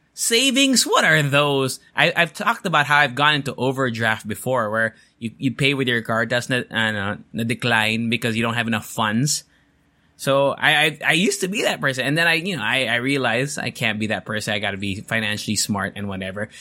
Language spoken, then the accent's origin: English; United States; moved away; I grew up in America